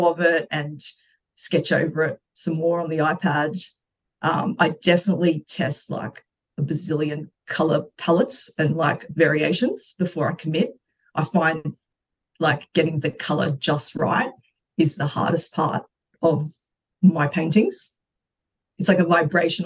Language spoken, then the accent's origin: English; Brisbane, Queensland, Australia; also born or lived in Brazil / London; now in Melbourne, Australia; I was born in Brazil, and when we were when I was seven, my family migrated to Australia, and we went to Brisbane. So I grew up in Brizzy